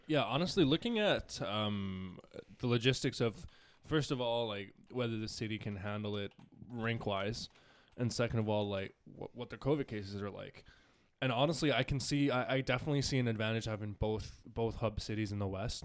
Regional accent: Canada; I'm Canadian

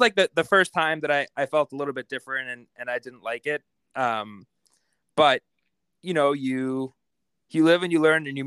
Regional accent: Boston, Massachusetts, United States; I grew up just outside Boston, Massachusetts, and both my parents are immigrants from Italy. I was born in Boston

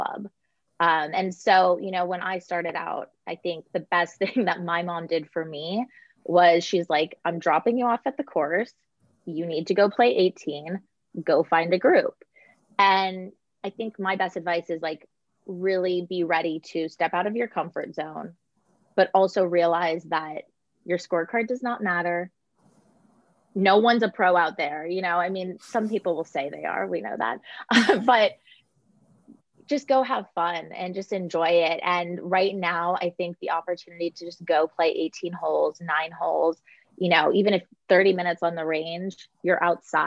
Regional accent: California, United States; moved away as an adult; also born or lived in Connecticut; I grew up in California. I played college golf in California.

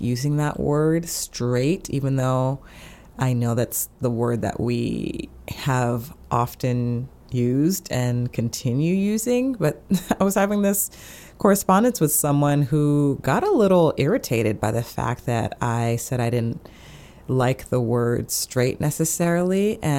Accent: United States; I am in the U.S., I'm an American

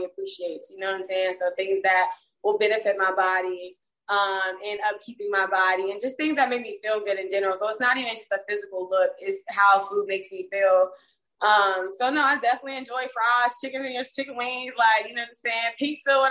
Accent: Birmingham, Alabama, United States; moved away as an adult; now in Atlanta, United States; I'm from Birmingham, Alabama. I'm not even from Atlanta. I moved here back in, or last year actually, 2021.

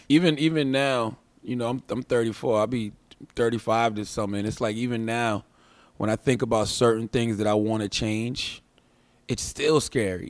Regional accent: Moncks Corner, South Carolina, United States; moved away; I'm from Monks Corner, South Carolina. I'm raised on a dirt road

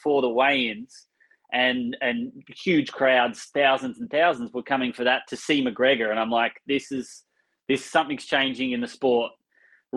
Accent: Australia; moved away; I come from Australia where this is common practice

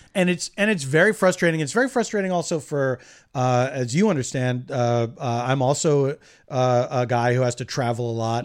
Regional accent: Philadelphia, Pennsylvania, United States; moved away as an adult; now in Los Angeles, United States; I grew up in Philadelphia, so the, yes, I have a, uh, uh, a, a, deep affection for my hometown.

